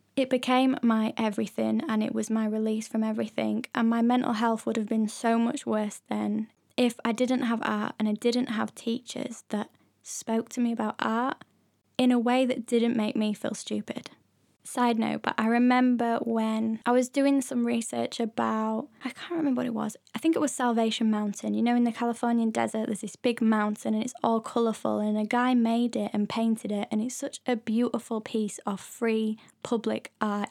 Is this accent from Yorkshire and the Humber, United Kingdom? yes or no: yes; near Leeds, Yorkshire and the Humber, United Kingdom; moved away as an adult; also born or lived in London; I used to go to Leeds Art Gallery, which is, like, the nearest Biggish art gallery to my hometown.